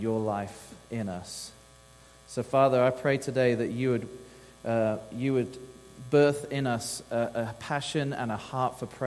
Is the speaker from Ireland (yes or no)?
no; England, United Kingdom; moved away as an adult; now in Texas, United States; I'm from the old land of England, and so that's where I'm from